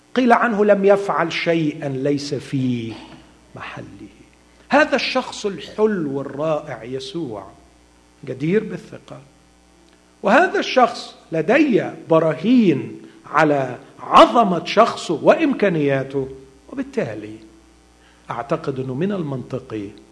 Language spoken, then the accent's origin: Arabic; Egypt; عندنا في مصر